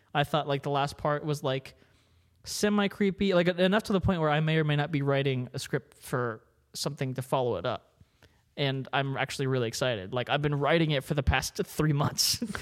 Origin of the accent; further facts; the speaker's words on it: Maryland, United States; I grew up in Maryland